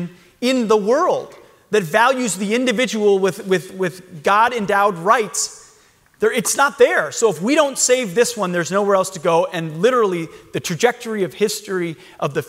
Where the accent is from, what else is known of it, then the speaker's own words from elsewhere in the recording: Forest Lake, Minnesota, United States; Forest Lake, Minnesota